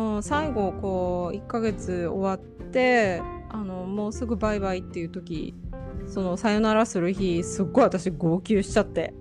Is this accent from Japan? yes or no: yes; Japan; 日本ってまあ私が生まれ育った国